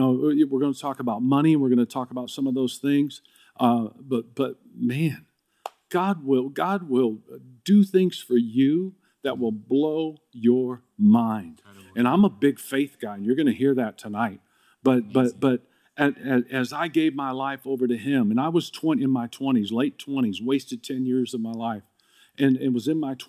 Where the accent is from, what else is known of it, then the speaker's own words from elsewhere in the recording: Dallas, Texas, United States; now in California, United States; Because I came to California from Dallas when we moved out here.